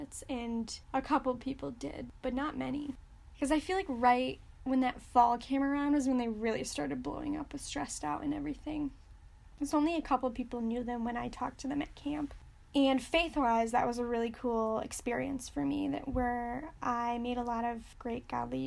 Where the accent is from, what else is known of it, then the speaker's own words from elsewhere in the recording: Michigan, United States; I'm from Michigan